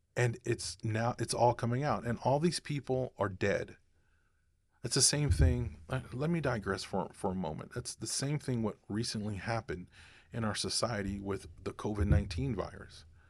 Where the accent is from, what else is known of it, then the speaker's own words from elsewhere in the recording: United States; as American citizens